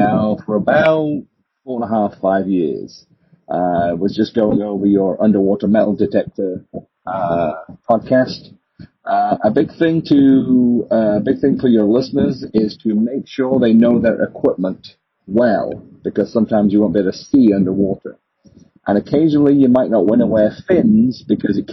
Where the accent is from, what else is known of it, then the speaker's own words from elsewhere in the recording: England, United Kingdom; now in Michigan, United States; I'm originally from England. I live in America now in Michigan.